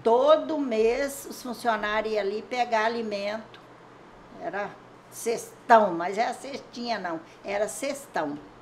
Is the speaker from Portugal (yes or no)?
no; Aimorés, Minas Gerais, Brazil; Eu nasci aqui no Corvo do Sossego, mas eu vim para a cidade com 11, 12 anos